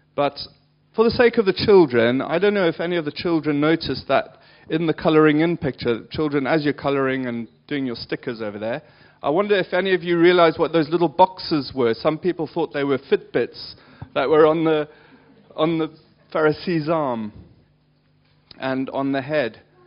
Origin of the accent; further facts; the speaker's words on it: South Africa; moved away; I grew up in South Africa